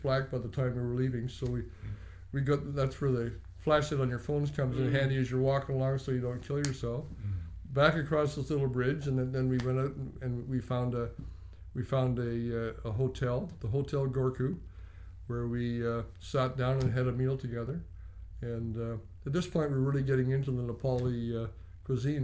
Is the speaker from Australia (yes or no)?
no; Canada; I was born in Canada. I've grown up in Canada